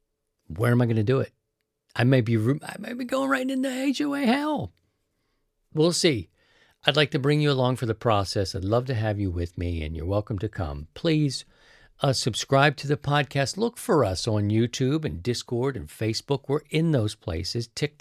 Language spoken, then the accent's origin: English; East Coast, United States; Now, I'm from the East Coast, so that part isn't new. I'm going to be accustomed to that East Coast lifestyle.